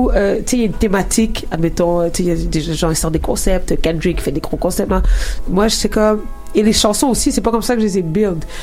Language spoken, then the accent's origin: French; Quebec, Canada; accent: Québécois; Euh, tu sais, là, j'ai un accent keb, en guillemets, mais tu sais, je vais pas rapper ni écrire comme ça.